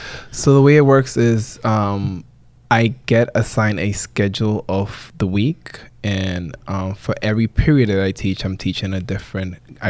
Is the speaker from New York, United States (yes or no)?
yes; New York, United States; also born or lived in Dominican Republic; So I was born here in the Bronx, Jacoby Hospital to be exact. But my parents are from the Dominican Republic. In terms of being raised, I was raised actually part-time here in New York, but also in the Dominican Republic.